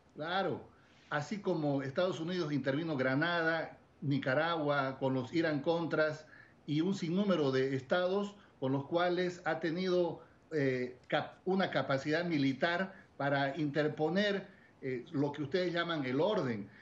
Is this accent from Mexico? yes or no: no; Bolivia; En mi país